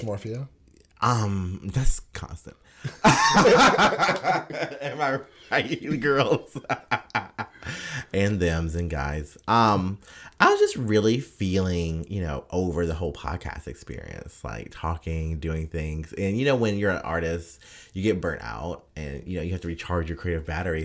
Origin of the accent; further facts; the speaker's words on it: United States; as an American